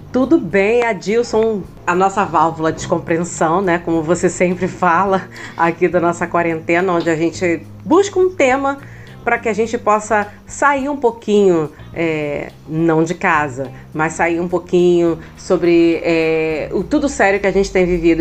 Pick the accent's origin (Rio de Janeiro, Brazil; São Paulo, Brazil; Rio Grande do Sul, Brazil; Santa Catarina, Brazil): Rio de Janeiro, Brazil; São Gonçalo; eu vim para São Gonçalo